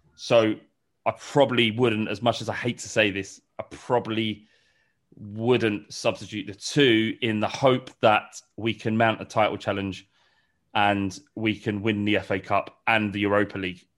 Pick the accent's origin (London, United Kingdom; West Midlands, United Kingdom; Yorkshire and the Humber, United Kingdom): London, United Kingdom; I grew up in Holloway. I grew up around Highbury